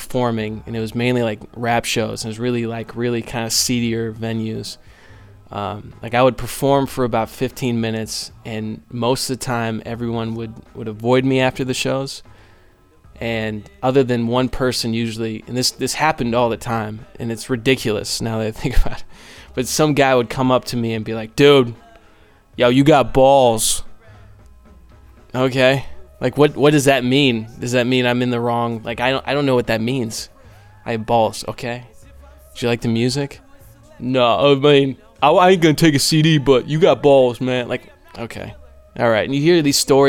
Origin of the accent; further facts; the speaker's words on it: Overland Park, Kansas, United States; I'm from Overland Park, Kansas